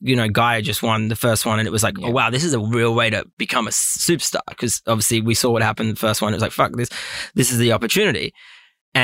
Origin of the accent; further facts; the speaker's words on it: Australia; also born or lived in Los Angeles; being Australian